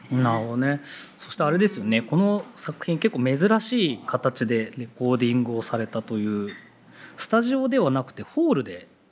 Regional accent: Yokohama, Kanagawa, Japan; 同じ横浜出身ですね

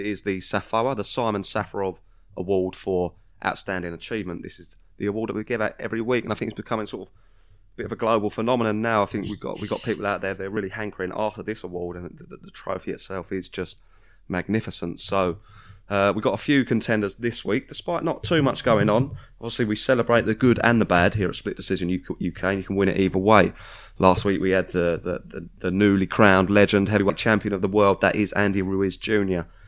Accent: United Kingdom; we're British

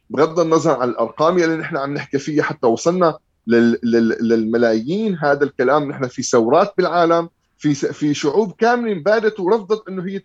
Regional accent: Syria; الانتصار انه انا حاليا عم احكي بحقوق الانسان وانا سوري خلصت من عبوديه بشار الاسد وحافظ الاسد وحزب البعث

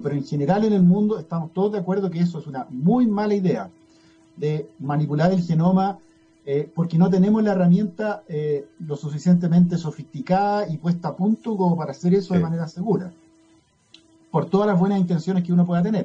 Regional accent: Chile; also born or lived in United States / Pennsylvania; tenía más afinidad con Chile, me parece, eh, porque tuve toda mi niñez, mi gran parte de mi juventud acá

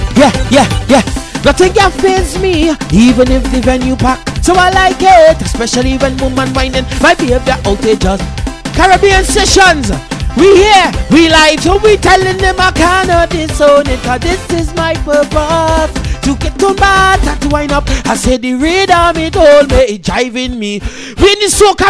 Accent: DR Congo; now in United Kingdom; I'm a Congolese artist. I'm come from the Democratic Republic of Congo

